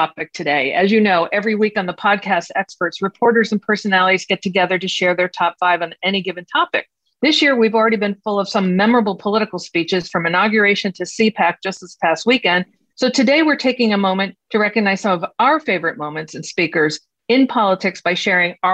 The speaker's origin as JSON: {"language": "English", "region": "Massachusetts", "country": "United States", "said": "we're both from Massachusetts"}